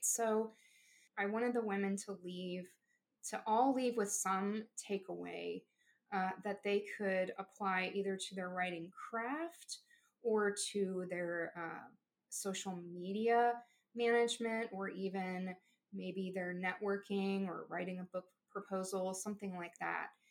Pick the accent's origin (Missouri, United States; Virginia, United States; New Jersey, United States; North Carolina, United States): Missouri, United States; Southeast; here in uh, Southeast Missouri.